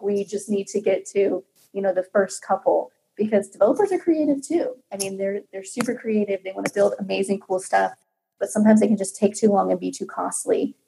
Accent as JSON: {"language": "English", "town": "Kansas City", "country": "United States", "moved": "yes", "said": "I'm originally from Kansas City"}